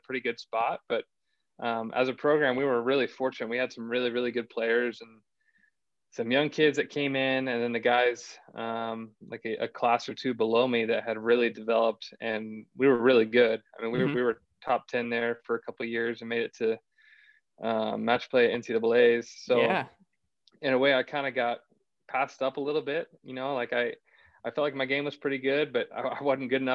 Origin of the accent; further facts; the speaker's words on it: Acworth, Georgia, United States; I grew up just outside of Atlanta, kind of a small suburb called Ackworth, Georgia.